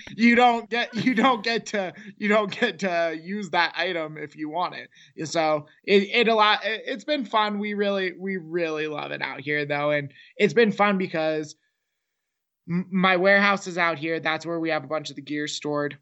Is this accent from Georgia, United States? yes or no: no; Seattle, Washington, United States; moved away as an adult; now in New Mexico, United States; growing up in Seattle, we were in the suburbs of Microsoft and Boeing